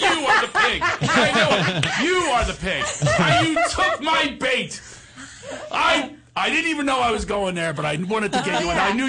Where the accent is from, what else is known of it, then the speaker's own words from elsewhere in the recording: Philadelphia, Pennsylvania, United States; in my hometown of Philadelphia